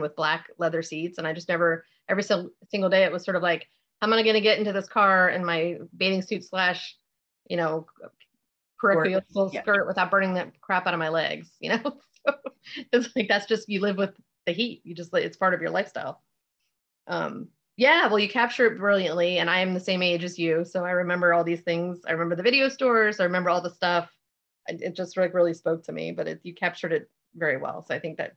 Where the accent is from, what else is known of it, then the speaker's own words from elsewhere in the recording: Florida, United States; I grew up in Florida